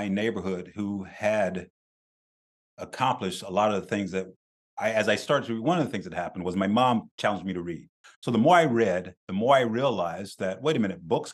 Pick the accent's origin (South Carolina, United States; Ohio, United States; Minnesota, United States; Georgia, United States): South Carolina, United States; I grew up very poor in South Carolina